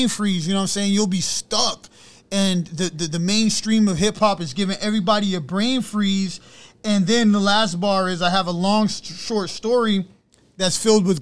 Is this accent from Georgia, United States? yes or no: no; New York City, New York, United States; I'm from Brooklyn, Brownsville